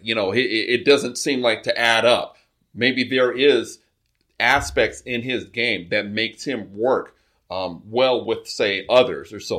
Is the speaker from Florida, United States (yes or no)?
no; Carson, California, United States; I'm a South Bay resident, uh, grew up in Carson.